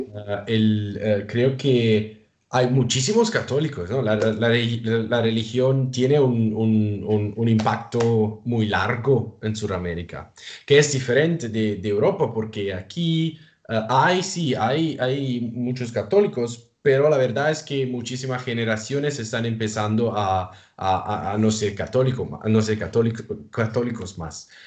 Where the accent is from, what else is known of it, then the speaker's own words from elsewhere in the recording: Italy; Spanish is a second language; en mi país, en Italia